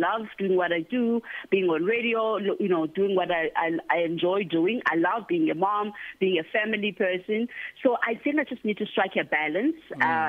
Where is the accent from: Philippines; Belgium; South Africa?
South Africa; Mount Frere, Eastern Cape; moved away; also born or lived in Ekabega; I was raised in Mount Frere in the Eastern Cape. So I grew up in Mount Frere and Ekabega, so between the two.